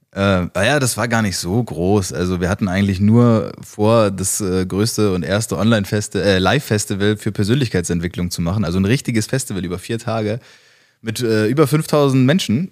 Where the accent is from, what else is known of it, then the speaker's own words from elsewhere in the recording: flew in from Hamburg, Northern Germany, Germany; so sprechen wir ja, da wo ich herkomme